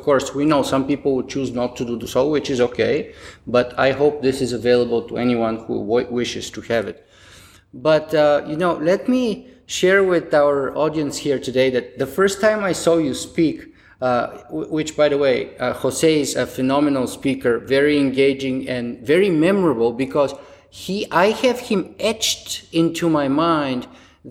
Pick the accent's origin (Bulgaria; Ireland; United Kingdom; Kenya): Bulgaria; now in Ontario, Canada; I was born Bulgarian. I am Canadian by choice